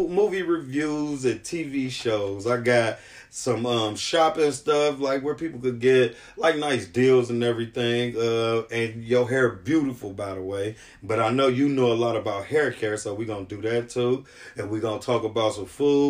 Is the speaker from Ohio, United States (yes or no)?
yes; Cleveland, Ohio, United States; I'm from Cleveland too